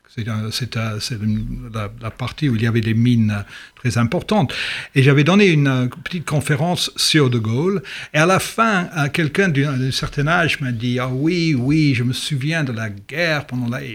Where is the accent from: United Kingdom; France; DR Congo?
United Kingdom; England; French is a second language; also born or lived in Swansea, Wales / London; en tant qu'anglais